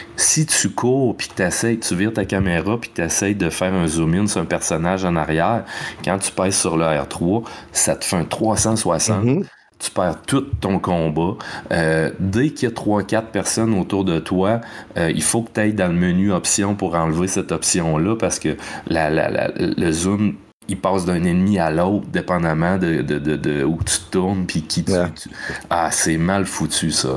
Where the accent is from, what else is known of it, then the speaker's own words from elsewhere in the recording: Quebec, Canada; au Québec avec plein de beaux paysages de mon coin de pays.